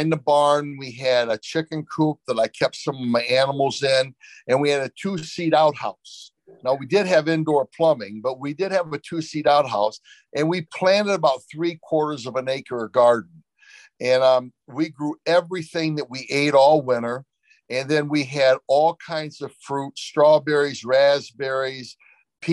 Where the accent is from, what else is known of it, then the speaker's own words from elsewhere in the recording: Flint, Michigan, United States; I grew up in Flint, Michigan